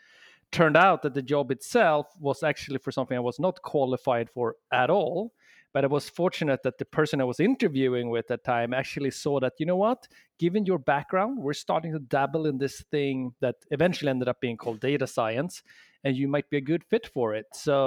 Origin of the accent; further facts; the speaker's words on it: Sweden; accent: Swedish; English is a second language; moved away as an adult; now in San Francisco, United States; I'm from Sweden originally, hence the accent, but I've been in the San Francisco and the Bay Area now for 7 years.